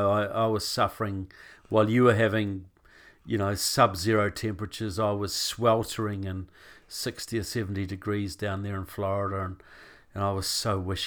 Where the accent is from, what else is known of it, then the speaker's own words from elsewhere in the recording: New Zealand; now in United States; why as a New Zealander, because I live here now most of the time, I'm married to an American